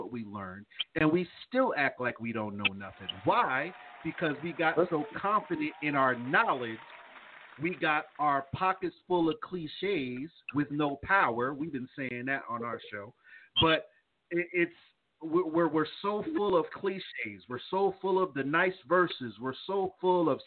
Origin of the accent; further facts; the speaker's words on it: East Coast, United States; now in the South, United States; growing up in the East Coast